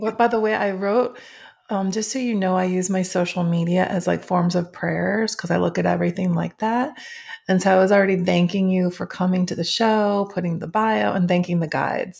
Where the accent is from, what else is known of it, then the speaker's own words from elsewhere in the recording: Schaumburg, Illinois, United States; I grew up in Schaumburg, Illinois